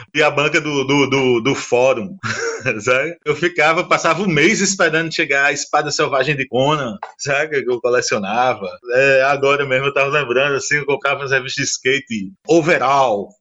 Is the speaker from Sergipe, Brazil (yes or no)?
no; Paraíba, Brazil; eu sou sertanejo, paraibano, nordestino